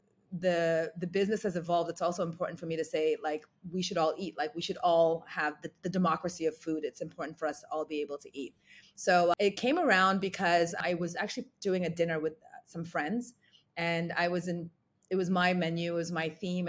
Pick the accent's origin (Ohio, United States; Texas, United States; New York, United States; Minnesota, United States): New York, United States; also born or lived in Ghana; I was born in Ghana and grew up in New York.